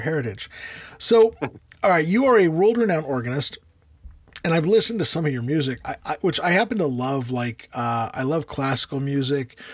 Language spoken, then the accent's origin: English; United States; we Americans